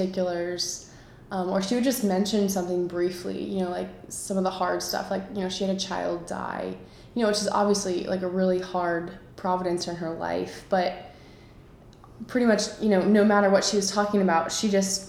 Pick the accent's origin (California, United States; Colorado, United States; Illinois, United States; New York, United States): Colorado, United States; Colorado Springs; moved away as an adult; now in Pittsburgh, United States; I'm from Colorado Springs, Colorado. Right now I'm in Pittsburgh